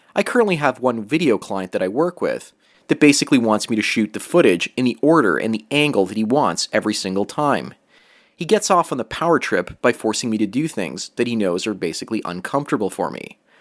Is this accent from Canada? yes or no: yes; Canada; I was raised in Canada